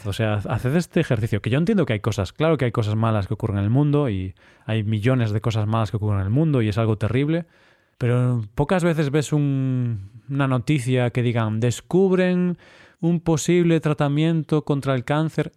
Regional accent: Vigo, Galicia, Spain; moved away as an adult; now in Cyprus; solo tengo a mi familia ahí

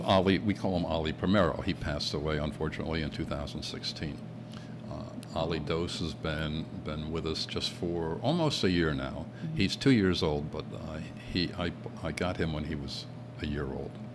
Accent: Middletown, New York, United States; also born or lived in Phoenix, Arizona; now in Mexico; I'm originally from Middletown, New York, in the foothills of the Catskill Mountains

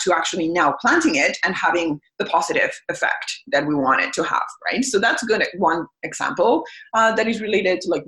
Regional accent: Mexico; now in Canada; I'm from Mexico

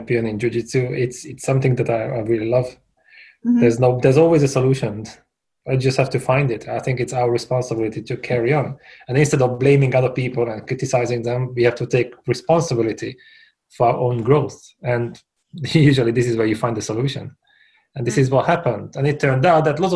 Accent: Hungary; moved away as an adult; now in Brighton, United Kingdom; Originally, I'm from Hungary, and I came here for a summer, but that was 16 years ago

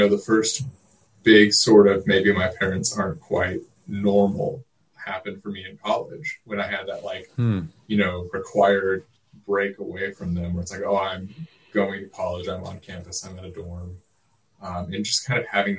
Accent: Oklahoma City, Oklahoma, United States; I'm from Oklahoma City

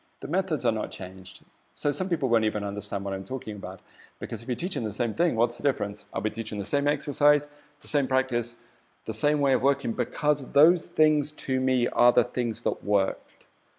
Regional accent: England, United Kingdom; as much as I could through the filter of being an Englishman, you know, not being a Chinese born and bred

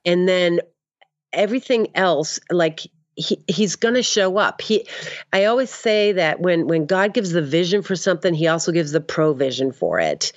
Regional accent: Boston, Massachusetts, United States; moved away; also born or lived in Maine; I'm from the Northeast

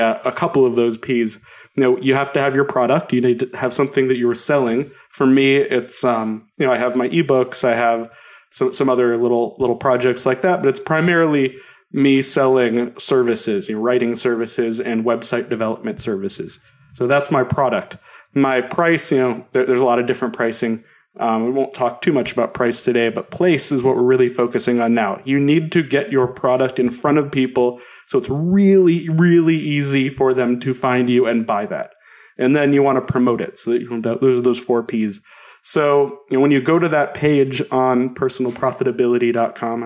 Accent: South Denver suburbs, Colorado, United States; also born or lived in Boulder, Colorado; where I grew up in the South Denver suburbs

